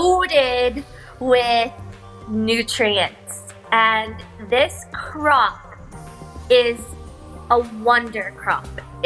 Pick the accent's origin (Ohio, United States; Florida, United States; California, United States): California, United States; Bakersfield; moved away as an adult; now in Ireland; I was graduating high school, and I met this boy in my hometown of Bakersfield, California.